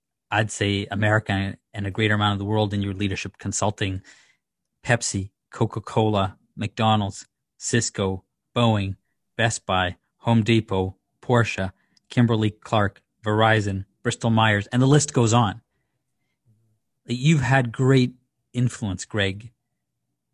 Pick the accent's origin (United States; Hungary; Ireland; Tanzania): Tanzania; Dar es Salaam; also born or lived in Zanzibar; now in Canada; when I grew up in Dar es Salaam, which is in Tanzania, on the mainland, and my family's from Zanzibar